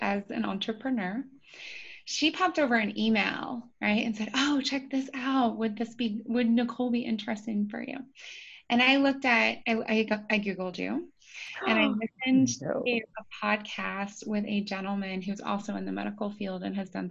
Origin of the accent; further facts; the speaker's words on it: Appalachia, United States; also born or lived in Dayton, Ohio; I was born to a single mom in Dayton, Ohio, and then we moved into Appalachia. So I more say that I'm from Appalachia than from Ohio, because people get a better understanding of the expectations and the environment that I grew up